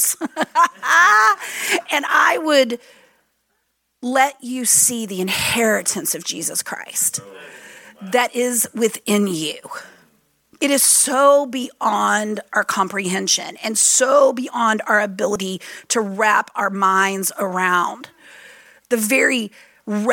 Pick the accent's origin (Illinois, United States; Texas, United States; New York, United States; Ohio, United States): Texas, United States; moved away; I'm from Texas originally